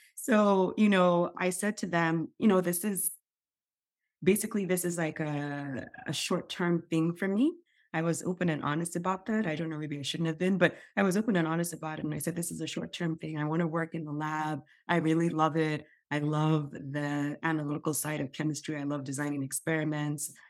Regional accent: Nigeria; moved away; I grew up in Nigeria

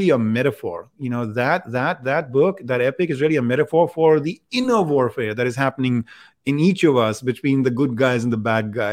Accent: India; I grew up in India

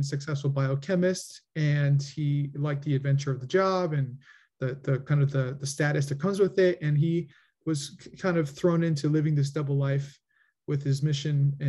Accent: Coral Springs, Florida, United States; also born or lived in Southern California / Washington, D.C.; I was born in California, in Southern California. And then before I turned one, I moved down to South Florida where I was raised

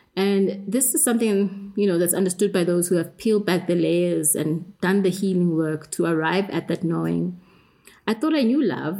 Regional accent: South Africa; I grew up in South Africa with uh, apartheid

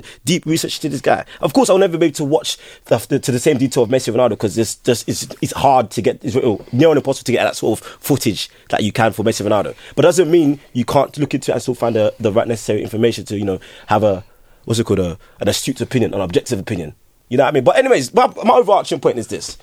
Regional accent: Nigeria; I'm Nigerian

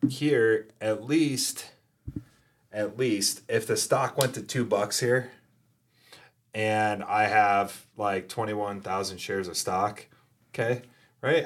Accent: New York, United States; moved away as an adult; also born or lived in Fort Carson, Colorado; now in Colorado, United States; originally from New York

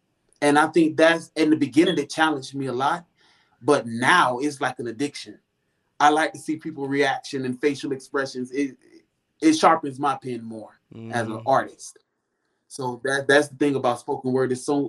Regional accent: Florida, United States; now in Houston, United States; See, I came from Florida, so I already thought that I was versatile.

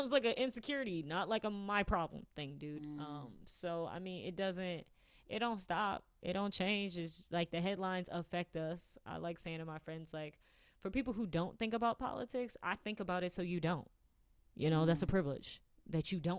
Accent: Michigan, United States; being a Midwesterner

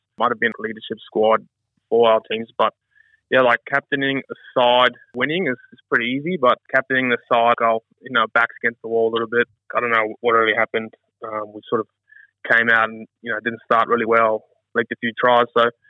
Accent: South Africa; now in Australia; I mean, I'm happily Australian, but proudly South African.

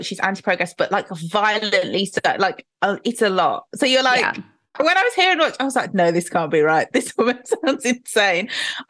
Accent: Nigeria; but maybe because I'm Nigerian. I know there's people who work with oil who are just trying to get by.

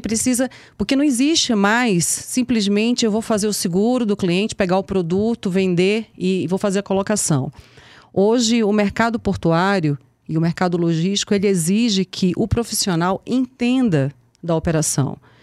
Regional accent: Manaus, Amazonas, Brazil; also born or lived in Pernambuco; sou pernambucana, fui criada em Manaus

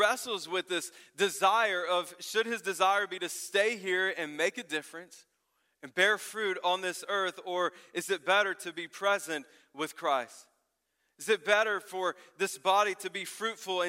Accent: the South, United States; I grew up in the South

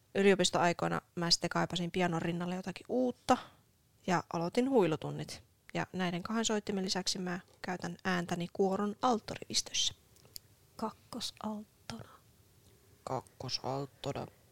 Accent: Oulu, North Ostrobothnia, Finland; oululainen syntyjään ja myös nykyään

